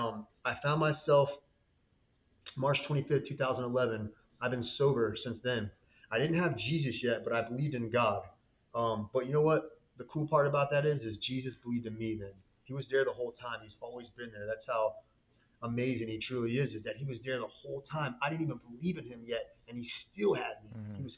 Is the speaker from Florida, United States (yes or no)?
yes; Florida, United States; I was born and raised in Florida